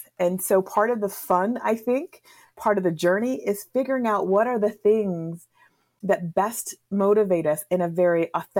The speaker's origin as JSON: {"language": "English", "region": "New England", "country": "United States", "tie": "born or raised there", "said": "So I grew up in the Northeast region of the United States. That region is called New England."}